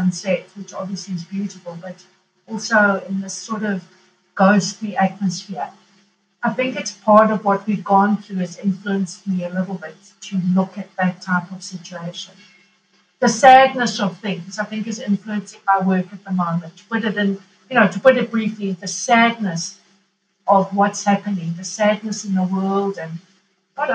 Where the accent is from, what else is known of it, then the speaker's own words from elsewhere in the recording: Kilimanjaro, Tanzania; now in Italy; growing up in Tanzania on a farm